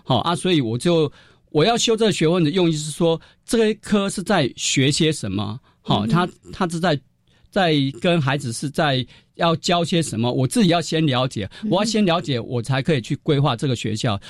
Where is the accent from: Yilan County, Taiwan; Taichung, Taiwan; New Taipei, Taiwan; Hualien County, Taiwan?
New Taipei, Taiwan; Wanli District; moved away as an adult; 我家乡有一块地蛮大的，那我也有回乡的意愿